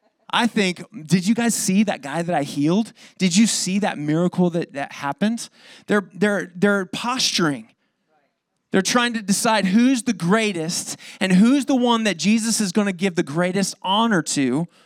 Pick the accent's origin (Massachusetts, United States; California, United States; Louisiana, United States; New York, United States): California, United States; Lakeside; I grew up in East County. I'm sad to say I'm a lakeside boy through and through.